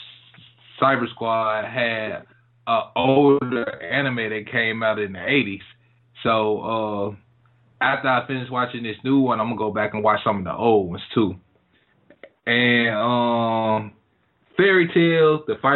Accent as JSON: {"language": "English", "town": "Greenville", "country": "United States", "tie": "born or raised there", "said": "people didn't think I was from Greenville because I didn't talk like"}